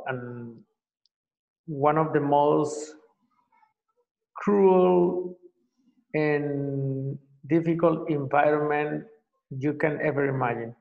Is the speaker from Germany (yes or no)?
no; Colombia; moved away as an adult; also born or lived in Venezuela / Mexico; now in Paraguay; I am from Colombia. I have lived in several countries, and since 2009, I live in Paraguay.